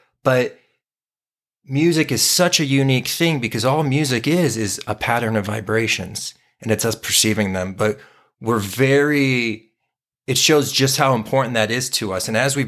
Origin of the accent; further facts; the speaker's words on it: Southwest, United States; we grew up in the Southwest of the United States, so we were very influenced by California punk bands.